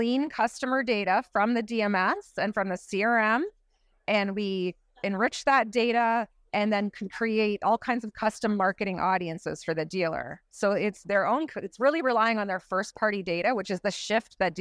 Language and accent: English; Canada; I'm also from Canada